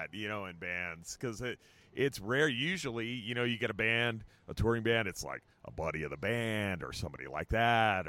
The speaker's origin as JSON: {"language": "English", "region": "New Jersey", "country": "United States", "said": "I'm a South Jersey redneck"}